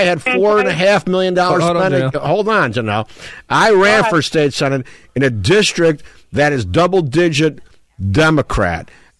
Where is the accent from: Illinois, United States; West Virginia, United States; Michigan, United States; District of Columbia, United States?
Illinois, United States; DuPage County; I'm from DuPage